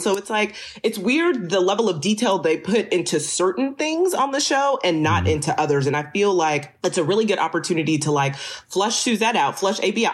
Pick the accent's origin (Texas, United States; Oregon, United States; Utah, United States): Texas, United States; I am from Texas.